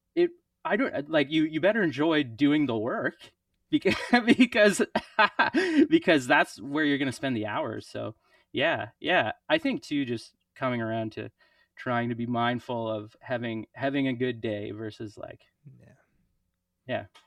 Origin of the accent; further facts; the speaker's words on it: Prince Edward Island, Canada; also born or lived in St. John's, Newfoundland; now in Montreal, Canada; I grew up in Prince Edward Island